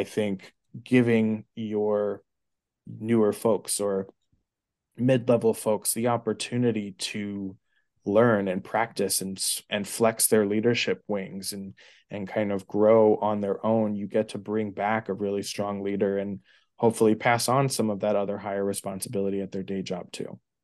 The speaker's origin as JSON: {"language": "English", "town": "New York City", "region": "New York", "country": "United States", "tie": "born or raised there", "said": "grew up in New York City. I've been a New York City kid through and through"}